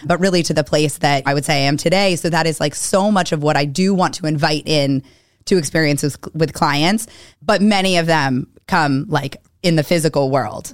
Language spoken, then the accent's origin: English; Weston, Massachusetts, United States; also born or lived in Newton, Massachusetts / Pennsylvania; grew up in Weston